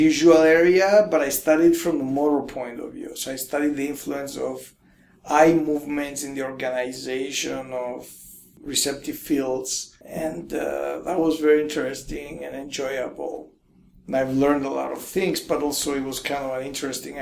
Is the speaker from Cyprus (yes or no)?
yes; Cyprus; moved away as an adult; also born or lived in Cambridge, England; I was born in Cyprus